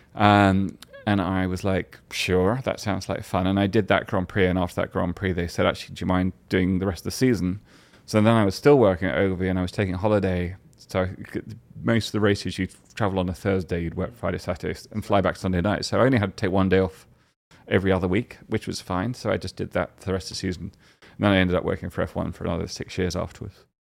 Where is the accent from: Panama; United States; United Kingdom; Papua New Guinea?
United Kingdom; England; as an English person